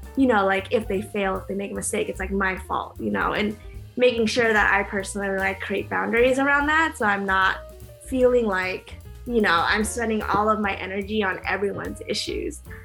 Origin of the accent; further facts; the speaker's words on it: Orange County, California, United States; moved away as an adult; also born or lived in Berkeley, California; now in Oakland, United States; I'm originally from Orange County and I live in Oakland